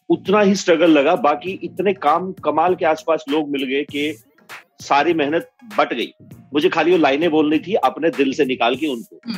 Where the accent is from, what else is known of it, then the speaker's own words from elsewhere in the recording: Haryana, India; मैं हरियाणा से हूँ